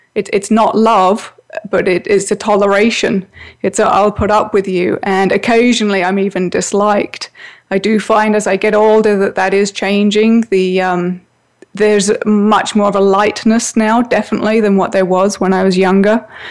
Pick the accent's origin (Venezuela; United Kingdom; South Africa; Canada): United Kingdom; England; I grew up in England where all children had to wear a school uniform